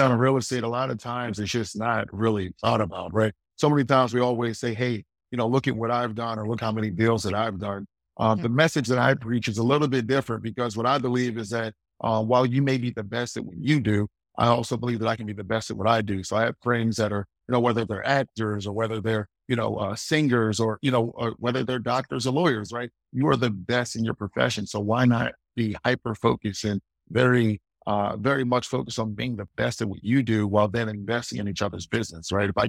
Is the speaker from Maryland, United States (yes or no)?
yes; Baltimore, Maryland, United States; I'm from Baltimore, Maryland as well.